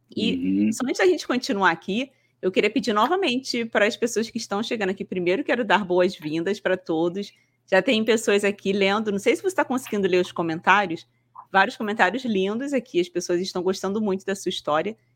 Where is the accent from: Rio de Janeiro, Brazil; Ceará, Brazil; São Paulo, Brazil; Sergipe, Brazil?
Rio de Janeiro, Brazil; now in Paraná, Brazil